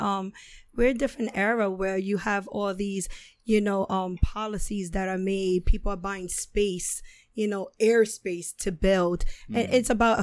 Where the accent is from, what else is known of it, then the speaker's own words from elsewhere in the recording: New York City, New York, United States; now in Manhattan, United States; I grew up in the South Bronx.